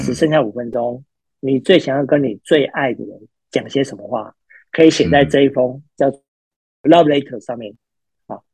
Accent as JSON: {"language": "Chinese", "region": "Pingtung County", "country": "Taiwan", "tie": "born or raised there", "moved": "yes", "said": "从小其实我们是在屏东长大的"}